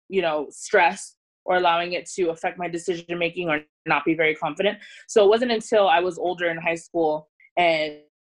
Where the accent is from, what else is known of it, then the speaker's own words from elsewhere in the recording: San Diego, California, United States; also born or lived in Bay Area; I grew up in San Diego.